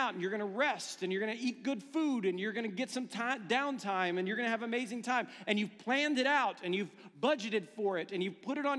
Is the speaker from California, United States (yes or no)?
no; Ohio, United States; I'm from Ohio